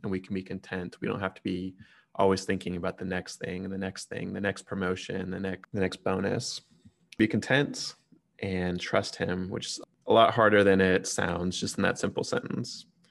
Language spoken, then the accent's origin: English; Texas, United States; as a Texan